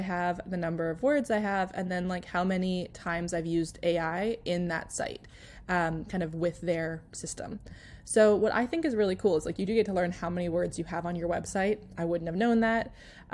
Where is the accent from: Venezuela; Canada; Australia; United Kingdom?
Canada; I naturally write Canadian or British English because I'm Canadian